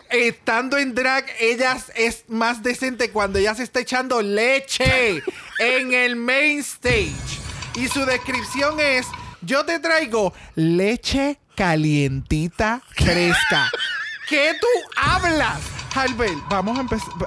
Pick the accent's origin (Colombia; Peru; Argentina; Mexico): Mexico; porque soy mexicana y yo, diablo, mano.